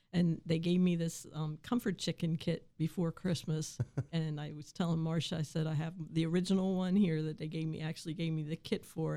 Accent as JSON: {"language": "English", "town": "Waynesboro", "region": "Pennsylvania", "country": "United States", "tie": "born or raised there", "said": "I grew up in this valley, I grew up in Waynesboro"}